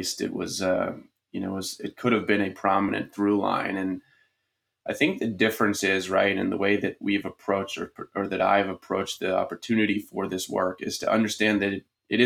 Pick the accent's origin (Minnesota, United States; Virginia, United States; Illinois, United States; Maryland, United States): Maryland, United States; Baltimore; I grew up in Baltimore City